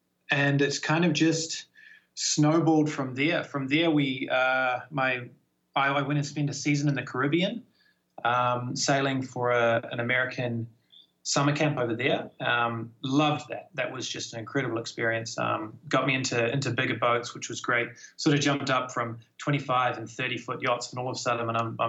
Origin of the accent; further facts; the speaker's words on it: New Zealand; moved away as an adult; now in Croatia; 45 Degrees Sailing. I'm from New Zealand, small town in New Zealand. I grew up inland without sailing or yachts or anything like that.